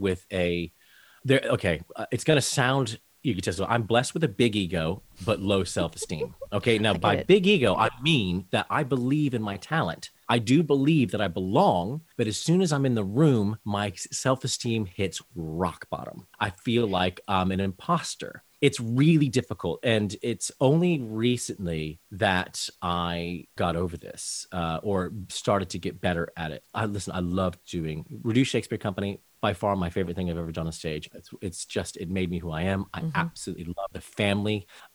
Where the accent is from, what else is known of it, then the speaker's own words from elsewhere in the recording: United States; now in London, United Kingdom; being an American over here